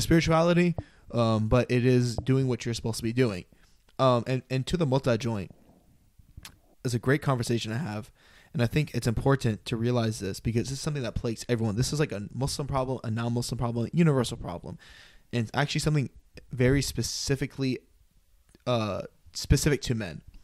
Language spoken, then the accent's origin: English; United States; born and raised American